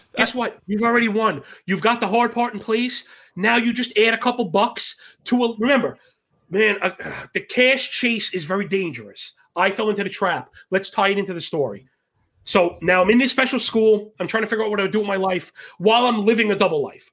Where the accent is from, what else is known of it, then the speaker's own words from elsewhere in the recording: New York City, New York, United States; born and bred in Brooklyn